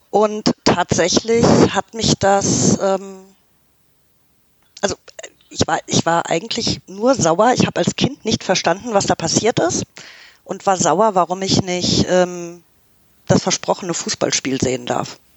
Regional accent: Canada; ich meine, ich komme aus Kanada, ja, also ähm, wir sind, wir werden irgendwie mit Eishockey geboren.

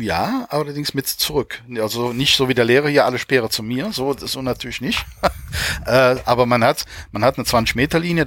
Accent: Germany; bei uns in Deutschland

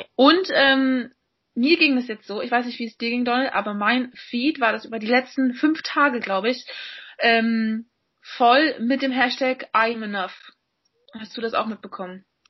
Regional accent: Berlin, Germany; moved away as an adult; also born or lived in England; bin jetzt mal wieder in meiner Heimatstadt zu Hause äh, in Berlin

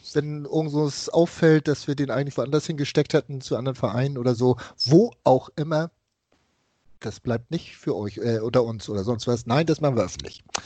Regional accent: Hamburg, Germany; was ich als Hamburger Jung und HSV-Fan so miterlebt habe, von klein auf mit der Raute groß zu werden

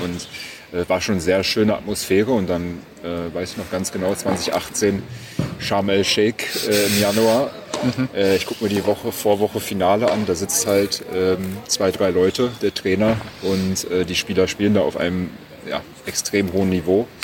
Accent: Berlin, Germany; born or raised there

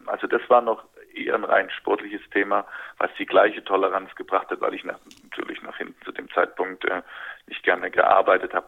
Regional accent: Dresden, Saxony, Germany; moved away; Dresden natürlich immer wieder Bezugspunkt äh, für mich war. Das ist äh, bis heute meine Heimat

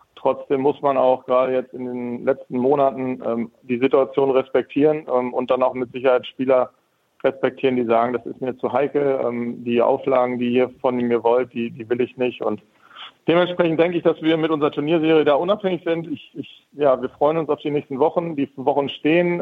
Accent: Lemgo, North Rhine-Westphalia, Germany; Ich komme aus Lemgo

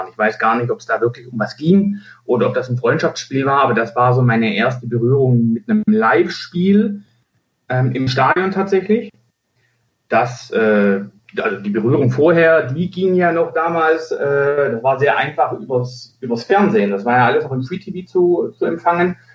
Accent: Stuttgart, Baden-Württemberg, Germany; born there; Ich bin gebürtig aus Stuttgart, sogar aus Bad Cannstatt.

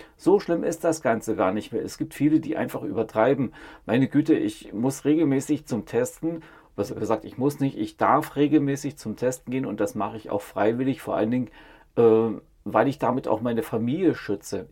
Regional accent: East Germany, Germany; Ich bin in der DDR aufgewachsen

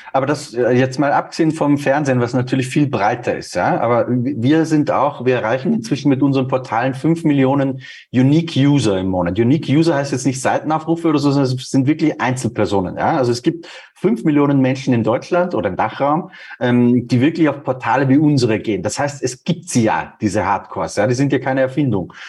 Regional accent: Austria; now in Munich, Germany; Bei uns in Österreich

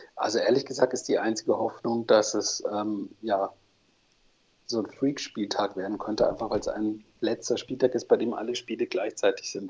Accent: North Rhine-Westphalia, Germany; now in Leipzig, Germany; Ich bin Ostwestfale, gebürtiger

